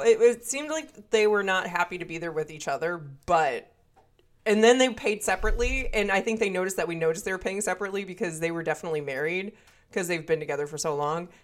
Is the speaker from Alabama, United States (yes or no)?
no; Wisconsin, United States; accent: northern; I am from Wisconsin, and so I sometimes have a northern accent